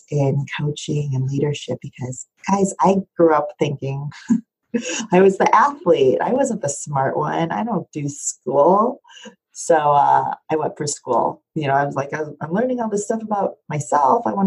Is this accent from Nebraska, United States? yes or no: yes; Omaha, Nebraska, United States; moved away; also born or lived in New York City; I grew up in Omaha, Nebraska